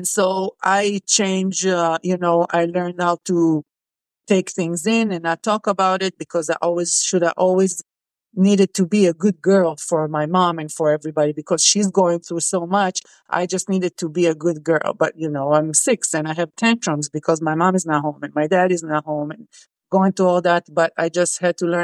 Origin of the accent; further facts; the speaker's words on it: Israel; I grew up in Israel, and serving is mandatory for us